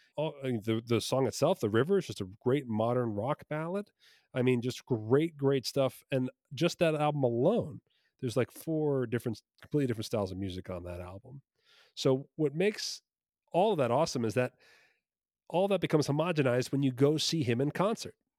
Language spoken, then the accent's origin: English; Red Bank, New Jersey, United States; I was born in Red Bank, New Jersey